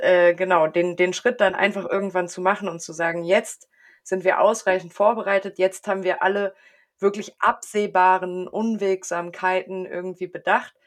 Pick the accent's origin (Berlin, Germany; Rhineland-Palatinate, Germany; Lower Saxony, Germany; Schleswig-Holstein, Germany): Lower Saxony, Germany; near Wolfsburg; ich komme aus der Nähe von Wolfsburg